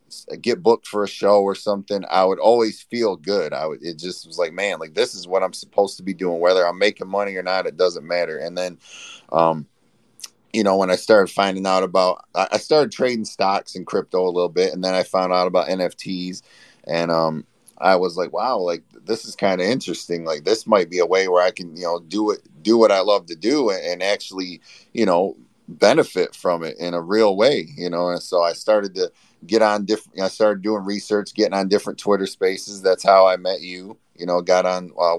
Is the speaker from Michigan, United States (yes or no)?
yes; Flint, Michigan, United States; I'm from Flint, Michigan